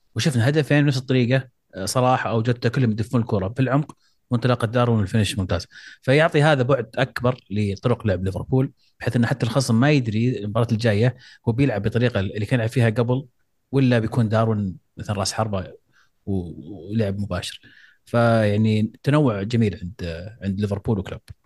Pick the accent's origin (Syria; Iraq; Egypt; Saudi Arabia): Saudi Arabia; احنا كسعوديين